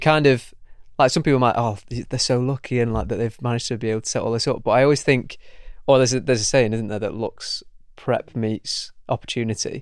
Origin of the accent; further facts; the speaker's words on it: Manchester, North West England, United Kingdom; I'm from Manchester as well